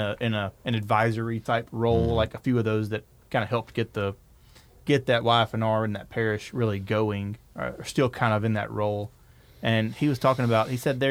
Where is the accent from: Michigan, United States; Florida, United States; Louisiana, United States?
Louisiana, United States; North; I'm a redneck from North Louisiana.